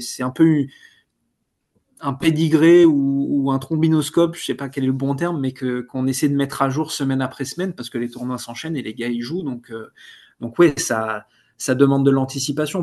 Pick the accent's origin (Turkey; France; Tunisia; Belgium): France; on est français, donc européen